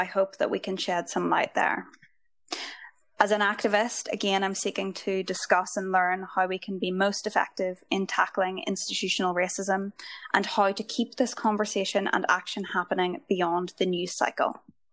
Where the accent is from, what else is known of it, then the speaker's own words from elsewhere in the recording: Ireland; I come to this topic as a white person, as an Irish person, as a law student